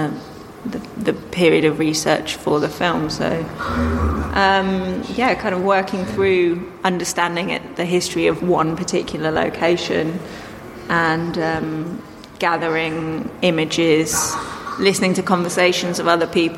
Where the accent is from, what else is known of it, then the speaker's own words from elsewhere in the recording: Dorset, South West England, United Kingdom; moved away; I grew up in Dorset